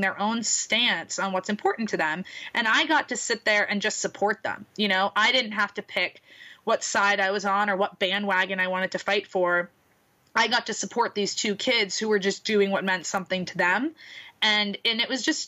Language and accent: English; Boston, Massachusetts, United States; moved away as an adult; also born or lived in New York City; now in Florida, United States; I'm from Boston, and I lived in New York City before I moved down here.